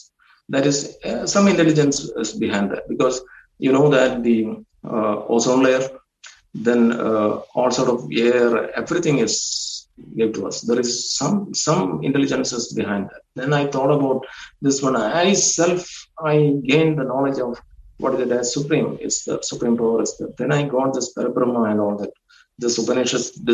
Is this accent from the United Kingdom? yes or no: no; India; being an Indian, I don't know whether it is my accent